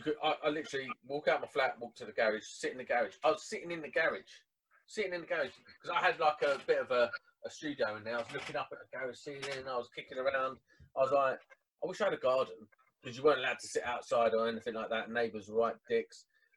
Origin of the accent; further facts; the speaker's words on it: Croydon, London, United Kingdom; moved away as an adult; also born or lived in Caterham; now in Kent, United Kingdom; So I moved from South London. So I was born and bred in Croydon. Then I moved out to Caterham, which is right on the outskirts of Croydon.